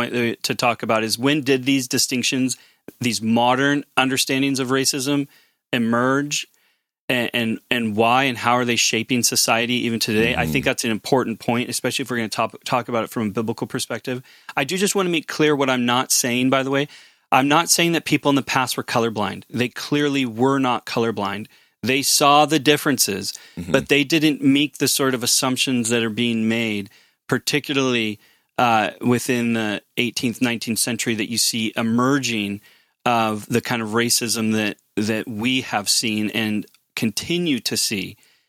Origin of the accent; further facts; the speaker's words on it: United States; now in Canada; I've lived in Canada longer than I've lived in the United States, and so I very much have a Canadian identity and not so much of an American identity in that regard.